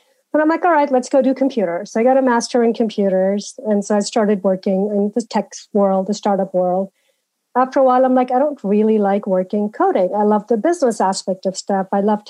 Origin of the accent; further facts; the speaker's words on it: Malawi; also born or lived in India; now in United States; I grew up in Africa, Malawi, in India, and sort of, you know, that's sort of where my early childhood and living was. Then I came to the U.S.